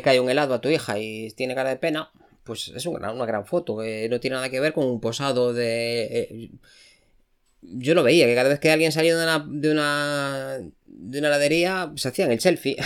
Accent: A Coruña, Galicia, Spain; Yo soy de Coruña.

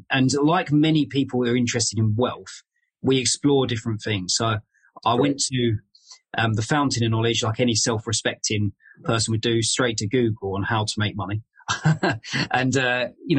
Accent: London, United Kingdom; moved away as an adult; now in Leeds, United Kingdom; I grew up in Southeast London.

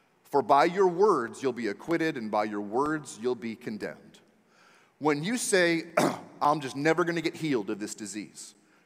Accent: Maryland area, United States; moved away; I'm from the Maryland area, right side of Washington, D.C.

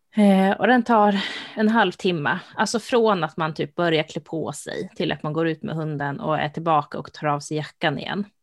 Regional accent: Sweden; jag som svensk

